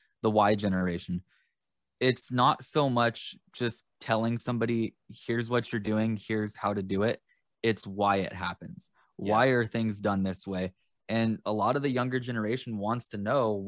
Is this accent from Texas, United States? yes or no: no; Central California, United States; I'm from Central California.